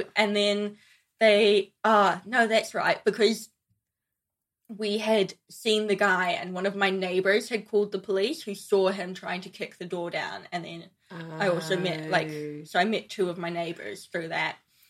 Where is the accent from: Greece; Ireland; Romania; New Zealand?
New Zealand; moved away as an adult; also born or lived in Paris; I'm from New Zealand